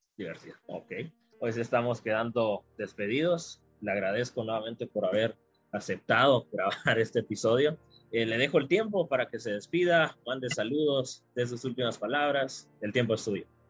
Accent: Guatemala; como guatemaltecos y guatemaltecas

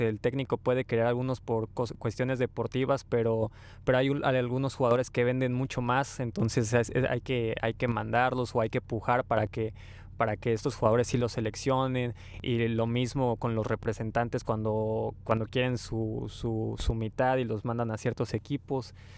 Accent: Mexico; nosotros como buenos mexicanos

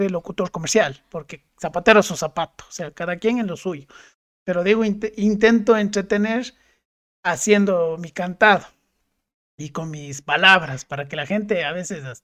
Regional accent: Cuenca, Azuay, Ecuador; accent: Cuenca (cantadito); nuestro cantadito, y de nuestras eses

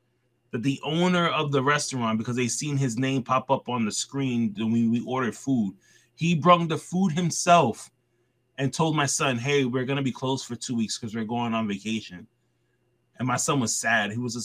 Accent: New York City, New York, United States; now in Brooklyn, United States; I grew up in the Bronx my whole life, right? All the way until I met my wife. She stayed in the Bronx living with me for like a good while until we found a place in Brooklyn.

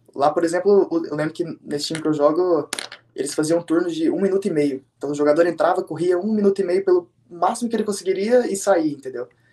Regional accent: Brazil; moved away as an adult; also born or lived in Virginia, United States; now in Canada; saí do Brasil como eu tinha acabado de fazer 18 anos

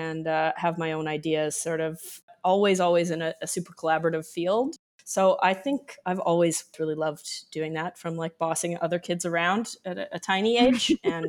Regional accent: Winnipeg, Manitoba, Canada; now in Toronto, Canada; I'm originally from Winnipeg.

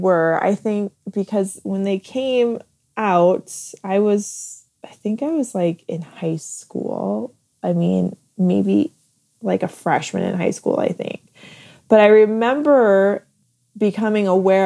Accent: Midwest, United States; I grew up in the Midwest

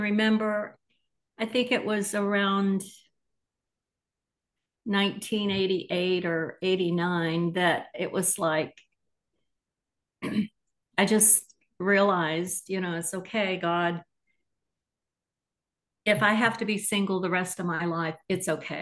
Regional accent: Missouri, United States; also born or lived in Atlanta / Indiana; now in Tulsa, United States; I'm originally from Missouri

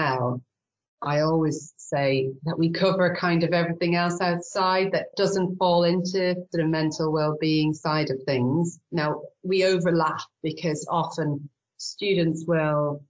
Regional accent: Ireland; accent: Irish; moved away as an adult; now in York, United Kingdom; I could probably tell from my accent I'm Irish, but I married an English guy, so that's what found me in the UK.

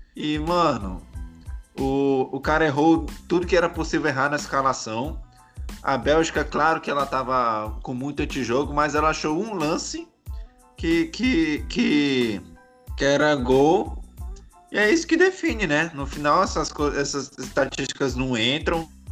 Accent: Brazil; a gente é brasileiro

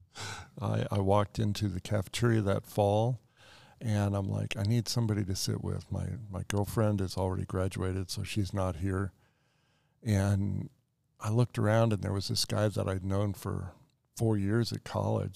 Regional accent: Colorado Springs, Colorado, United States; also born or lived in Black Forest, Colorado; I grew up in Colorado Springs

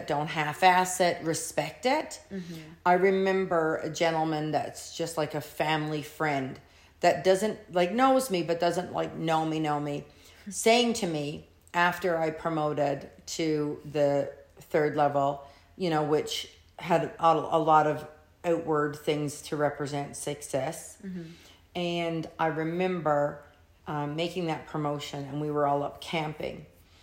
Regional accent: Canada; I'm Canadian

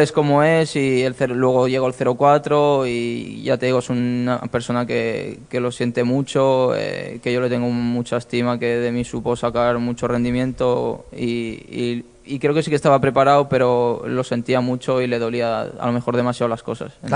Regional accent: Lleida, Catalonia, Spain; now in Málaga, Spain; yo soy de Lleida y me fui con mi pareja a Lleida a desconectar unos días con la familia

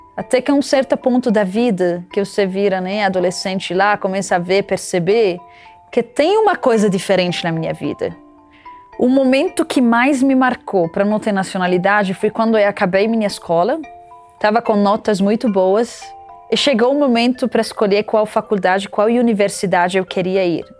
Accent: Lebanon; moved away as an adult; now in Brazil; Eu nasci no Líbano

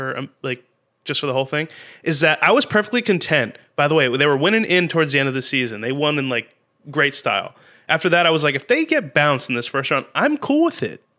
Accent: New Jersey, United States; we're from Jersey.

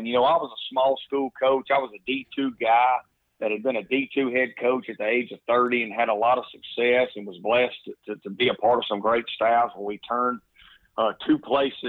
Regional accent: Mississippi, United States; moved away as an adult; now in New Orleans, United States; I grew up in Mississippi, the son of a coach

